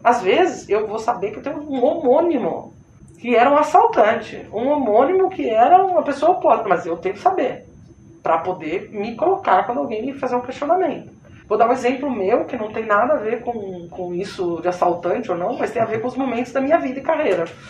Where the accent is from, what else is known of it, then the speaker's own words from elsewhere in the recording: São Paulo, Brazil; moved away as an adult; now in Recife, Brazil; Eu sou paulista, trabalho aqui, estou eh, trabalhando aqui há nove anos no Nordeste.